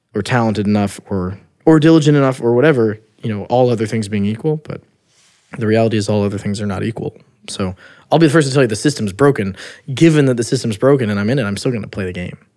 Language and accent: English; Midwest, United States; I'm from the Midwest, blue collar ba-, family